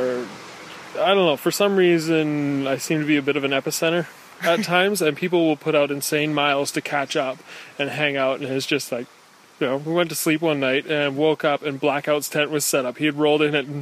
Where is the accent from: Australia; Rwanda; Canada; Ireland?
Canada; Parksville, British Columbia; I'm from Parksville, British Columbia